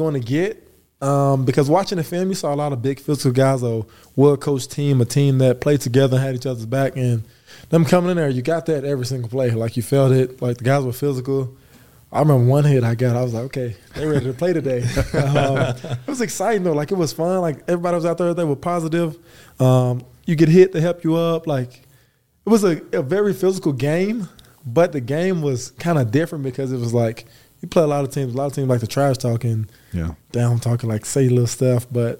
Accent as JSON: {"language": "English", "town": "Earl", "region": "Arkansas", "country": "United States", "tie": "born or raised there", "also_born_or_lived": "Waco", "moved": "yes", "lives_now": "Provo, United States", "said": "I grew up in Earl, Arkansas."}